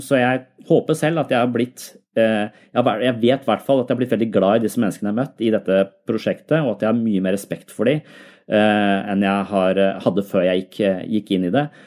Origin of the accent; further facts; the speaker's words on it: Tønsberg, Vestfold, Norway; jeg er jo fra Tønsberg selv